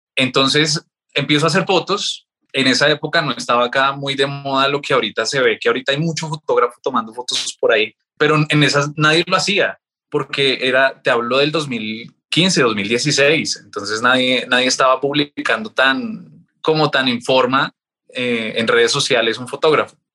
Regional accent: Bogotá, Colombia; mi familia es boyacense, yo no soy boyacense, casi, pero nací acá en Bogotá. Vivíamos en el sur de Bogotá

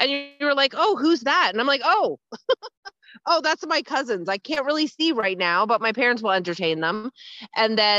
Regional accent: Ontario, Canada; moved away; I'm from Ontario

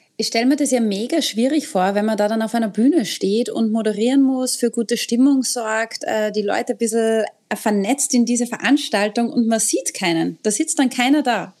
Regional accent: Austria; bei uns in Österreich

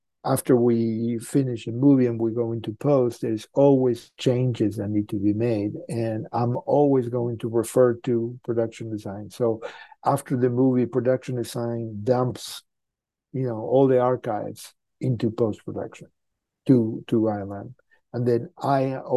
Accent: Argentina; moved away; I'm from Argentina, so sometimes we speak in Spanish

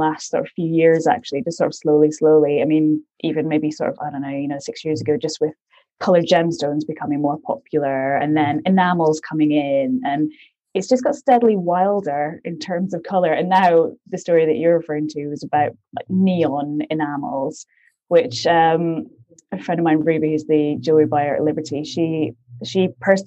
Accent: Aberdeen, Scotland, United Kingdom; moved away as an adult; now in London, United Kingdom; I'm originally from Aberdeen, Scotland, but I moved down to London

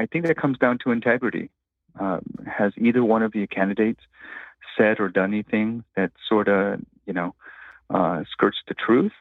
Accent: Los Angeles, California, United States; I grew up in Echo Park during the 1980s

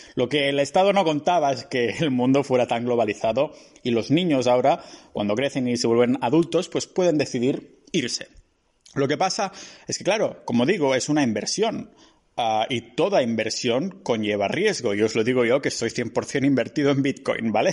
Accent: Catalonia, Spain; moved away as an adult; now in Estonia; soy de Cataluña

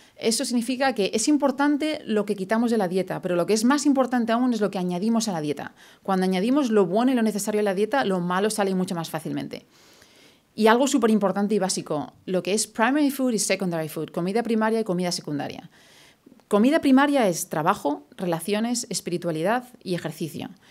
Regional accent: Madrid, Community of Madrid, Spain; moved away as an adult; also born or lived in London / New York; now in Houston, United States; yo soy de Madrid, yo crecí toda mi vida en Madrid hasta el 99 que me fui a vivir a Londres.

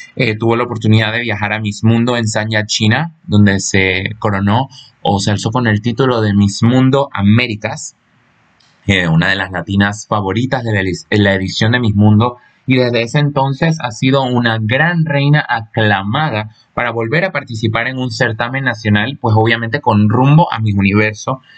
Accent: Panama; mi país natal, Panamá

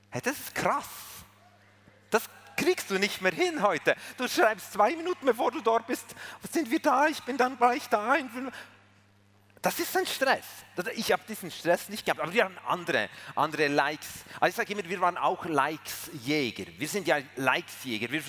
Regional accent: Switzerland; Sorry, ich bin Schweizer. Aber das muss ich ja nicht sagen, das habt ihr schon lange herausgefunden.

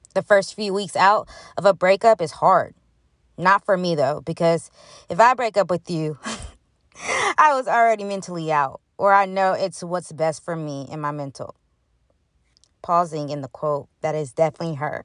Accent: Huntsville, Alabama, United States; my hometown, the two five six Huntsville, Alabama

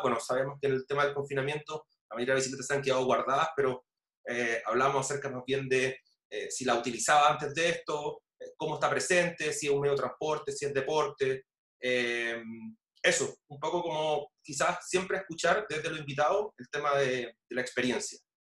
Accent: La Florida, Santiago Metropolitan Region, Chile; soy de la Florida.

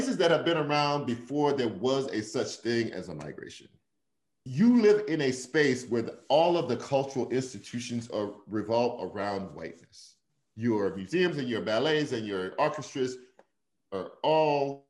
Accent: Shreveport, Louisiana, United States; moved away as an adult; also born or lived in Detroit / New York; I was born in Shreveport, majority Black.

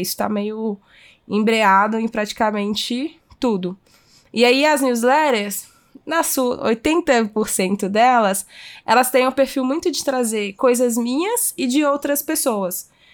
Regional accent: Minas Gerais, Brazil; como boa mineira

